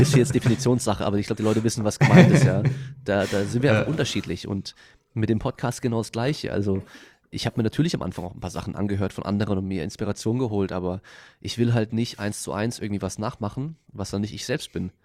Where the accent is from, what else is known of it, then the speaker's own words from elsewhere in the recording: Freiburg, Baden-Württemberg, Germany; moved away; ich komme ursprünglich aus Freiburg, also halt eine Dreiviertelstunde von dort